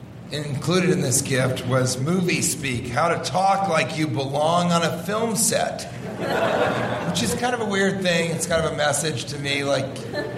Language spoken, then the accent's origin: English; Pennsylvania, United States; I'm from Pennsylvania.